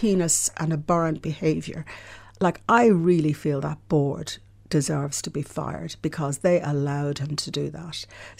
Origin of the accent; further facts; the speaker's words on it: Ireland; And I grew up in Ireland where we never talked about things, you know, like sexual abuse.